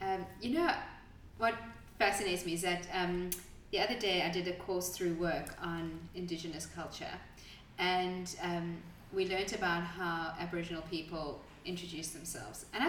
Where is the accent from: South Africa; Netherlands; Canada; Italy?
South Africa; moved away as an adult; now in Adelaide, Australia; I am originally from South Africa and moved to Adelaide, Australia about 12